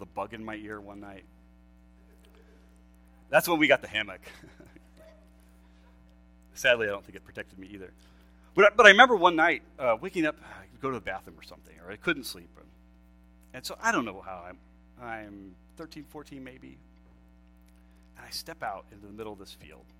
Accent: Lancaster, Pennsylvania, United States; I grew up in Pennsylvania, East Coast, Lancaster, Pennsylvania, Amish and Mennonite people

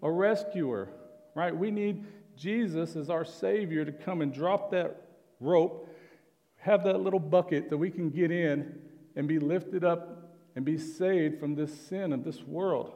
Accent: Oklahoma, United States; I'm from Oklahoma

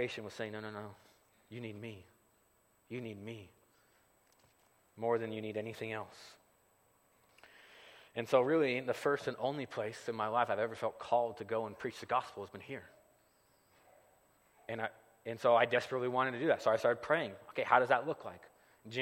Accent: Gardnerville, Nevada, United States; moved away; I grew up here in the Carson Valley. I grew up right around the corner from Sharky's Casino

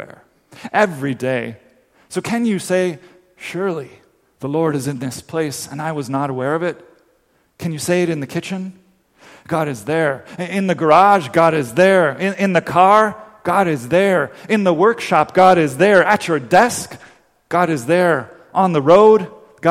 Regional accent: Dominican Republic; moved away; it's a song I grew up singing in the Dominican Republic

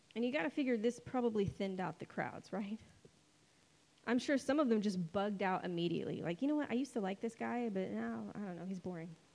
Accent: United States; spoiled American Christians

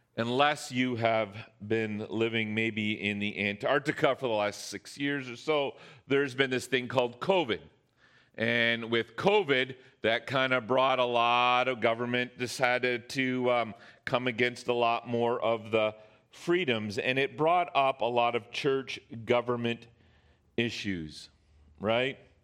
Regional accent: Canada; we as Canadian citizens

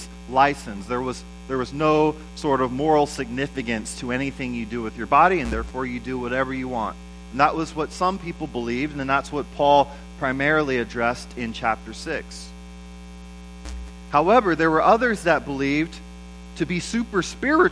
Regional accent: United States; I'm an American

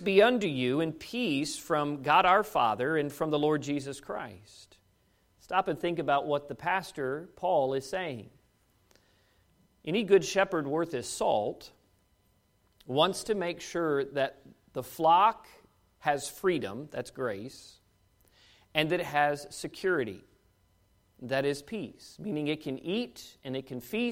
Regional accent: Washington, District of Columbia, United States; moved away as an adult; now in Kentucky, United States; being a Kentucky-ish kid growing up in Washington, D.C. my whole life

